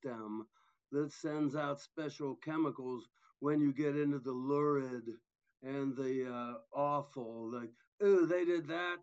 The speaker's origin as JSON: {"language": "English", "town": "Columbus", "region": "Ohio", "country": "United States", "tie": "born or raised there", "lives_now": "Athens, United States", "said": "I grew up in Columbus on the west side."}